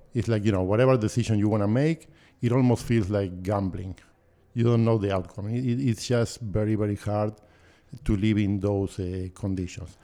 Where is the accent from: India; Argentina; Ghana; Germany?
Argentina; Buenos Aires; moved away as an adult; now in Canada; I was born and raised in Buenos Aires